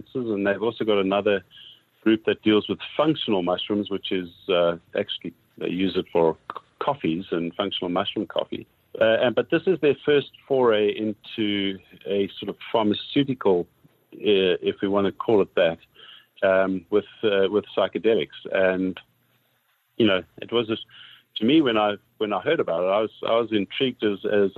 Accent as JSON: {"language": "English", "country": "South Africa", "moved": "as an adult", "lives_now": "Canada", "said": "I'm originally from South Africa."}